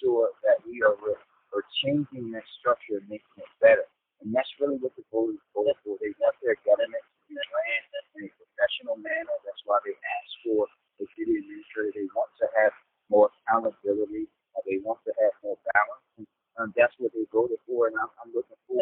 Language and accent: English; Baltimore, Maryland, United States; When I was a kid, I grew up in Park Heights